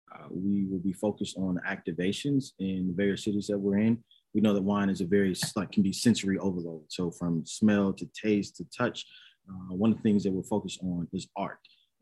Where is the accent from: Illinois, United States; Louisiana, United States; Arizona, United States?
Illinois, United States; Chicago; Chicago, the both of us.